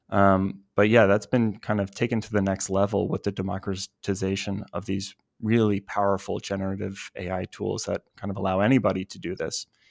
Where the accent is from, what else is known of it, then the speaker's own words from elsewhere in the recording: New Jersey, United States; now in Los Angeles, United States; I'm from New Jersey originally